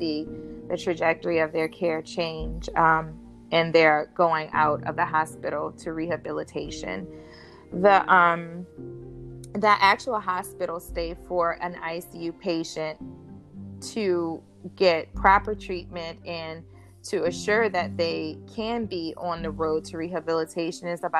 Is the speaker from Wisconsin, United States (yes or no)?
no; LaPlace, Louisiana, United States; moved away; also born or lived in Africa; my hometown